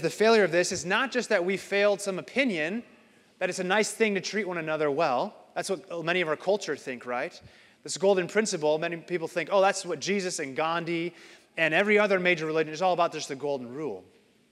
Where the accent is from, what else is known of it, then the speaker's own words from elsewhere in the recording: Phoenix, Arizona, United States; now in Iowa, United States; I grew up in Phoenix